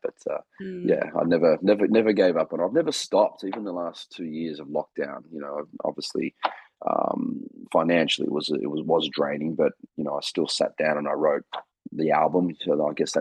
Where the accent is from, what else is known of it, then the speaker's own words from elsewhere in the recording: Australia; being an Australian entertainer